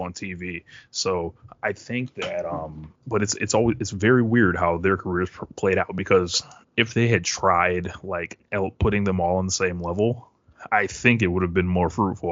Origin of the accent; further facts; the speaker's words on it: Springfield, Massachusetts, United States; I'm from Springfield, Massachusetts originally